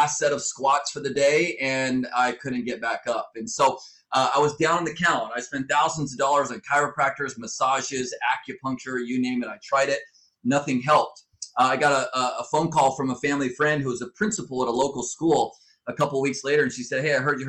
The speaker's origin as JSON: {"language": "English", "region": "Southern California", "country": "United States", "tie": "born or raised there", "moved": "as an adult", "lives_now": "Fort Wayne, United States", "said": "I was born and raised in Southern California"}